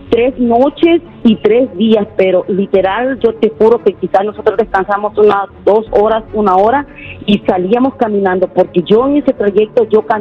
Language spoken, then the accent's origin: Spanish; El Salvador; moved away as an adult; now in United States; Yo salí del Salvador por problemas ah, familiares.